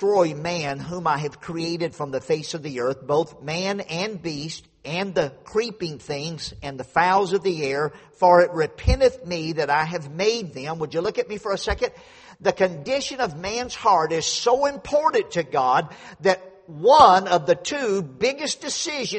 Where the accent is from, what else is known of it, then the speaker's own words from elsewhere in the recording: Louisiana, United States; moved away; I grew up down in Louisiana, out in the country on a dead-end dirt road, two houses on the road